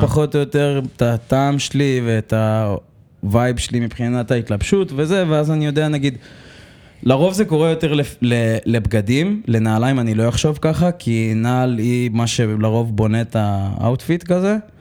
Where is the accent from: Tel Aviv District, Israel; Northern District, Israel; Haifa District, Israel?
Tel Aviv District, Israel; Holon; אני מחולון במקור. גדלתי באזור קריית שרת